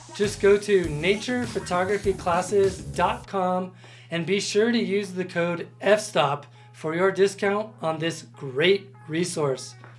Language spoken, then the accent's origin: English; Colorado Springs, Colorado, United States; also born or lived in Boulder, Colorado; I am a native of Colorado. I was born in Boulder and I grew up in Colorado